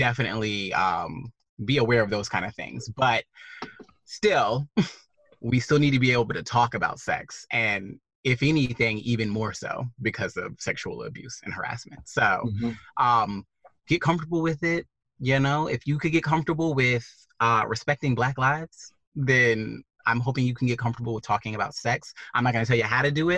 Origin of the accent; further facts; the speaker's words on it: the South, United States; now in Portland, United States; growing up in the South